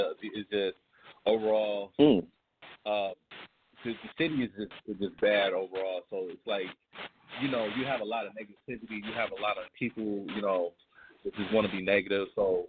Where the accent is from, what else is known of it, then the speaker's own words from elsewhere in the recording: Memphis, Tennessee, United States; now in Cleveland, United States; Well, actually, I'm not from Cleveland, Ohio. I'm from Memphis, Tennessee. But I've been living in Cleveland for like the last past 10 years.